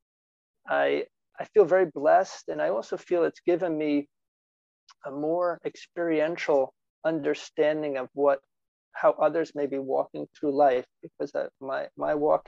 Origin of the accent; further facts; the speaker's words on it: New Jersey, United States; I came from New Jersey